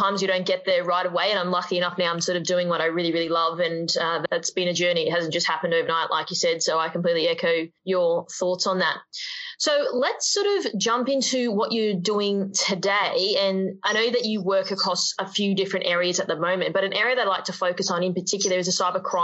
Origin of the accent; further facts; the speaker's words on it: Queensland, Australia; I'm also a Queenslander myself